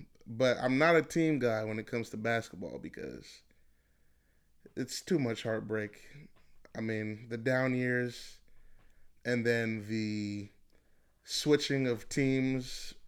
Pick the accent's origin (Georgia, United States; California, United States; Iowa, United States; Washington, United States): California, United States; Los Angeles; I'm from LA.